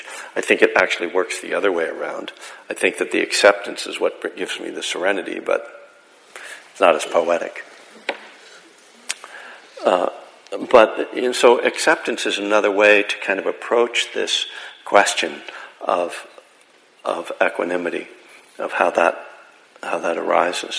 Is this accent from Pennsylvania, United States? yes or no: yes; Bethlehem, Pennsylvania, United States; Bethlehem, Pennsylvania, my hometown